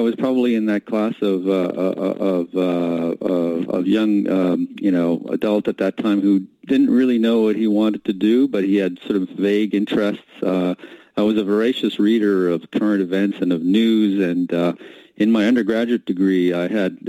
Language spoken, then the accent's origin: English; Montreal, Quebec, Canada; moved away as an adult; also born or lived in England / New York tri-state area; now in New York, United States; I grew up in Canada and actually was born in England. My parents emigrated to Canada, grew up in Montreal, and McGill was kind of practically